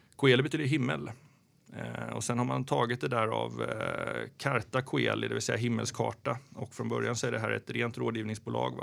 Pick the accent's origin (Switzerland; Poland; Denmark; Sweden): Sweden; Växjö, Kronoberg County; also born or lived in Jönköping / Germany / Malmö / Gothenburg; now in Stockholm, Sweden; född i Jönköping och sen eh, när jag var fyra och sen så flyttade vi ner till Växjö.